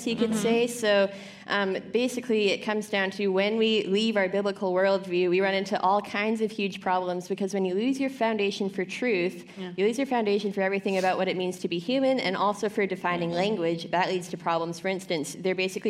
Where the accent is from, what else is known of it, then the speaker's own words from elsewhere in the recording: Canada; I am a Canadian